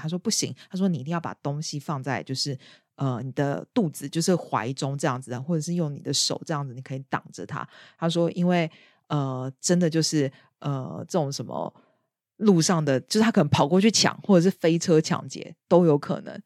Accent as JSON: {"language": "Chinese", "country": "Taiwan", "moved": "yes", "lives_now": "United Kingdom", "said": "以我一个台湾人"}